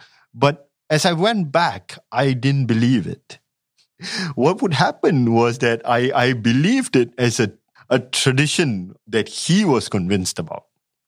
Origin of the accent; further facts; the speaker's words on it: Malay Peninsula, Malaysia; also born or lived in Singapore; I grew up in the Malay Peninsula. I mean, I was born in Singapore.